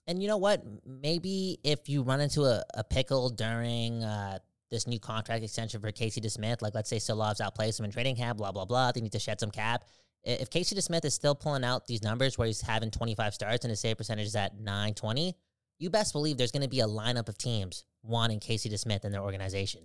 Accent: Canada; I'm Canadian. I am Canada

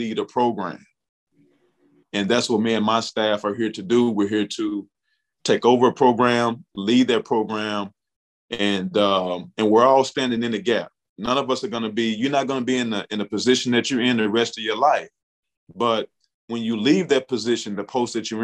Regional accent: Bootheel of Missouri, United States; I'm from the Boot Hill of Missouri. We call it the Boot. We take a lot of pride in being from the Boot.

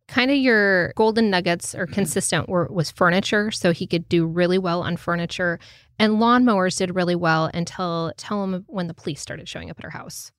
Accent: Lincoln, Nebraska, United States; moved away as an adult; now in Louisville, United States; we were both born and raised in Nebraska, grew up in Lincoln

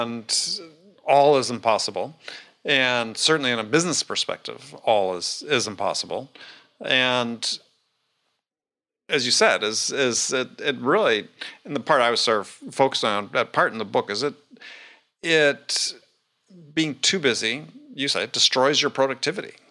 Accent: Wisconsin, United States; I almost ended up growing up in Knoxville, instead of, instead of Wisconsin

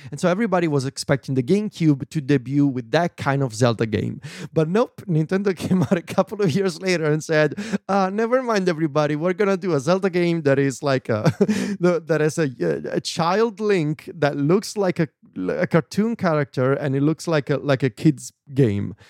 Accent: Viterbo, Lazio, Italy; English is a second language; my hometown in Viterbo

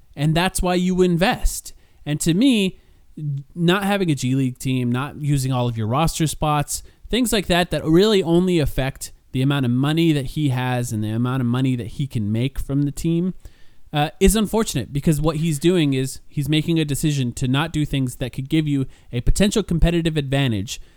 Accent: Southwest, United States; I'm not from that area. I grew up in the Southwest

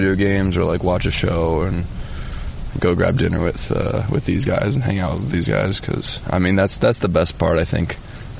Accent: United States; we're American

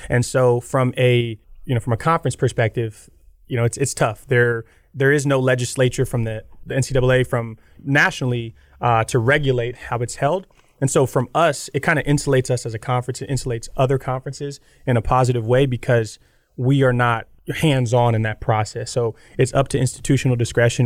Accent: Gator Country, Florida, United States; moved away as an adult; I grew up in Gator Country

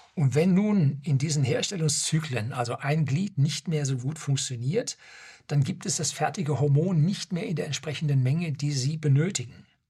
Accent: Germany; bei uns in Deutschland

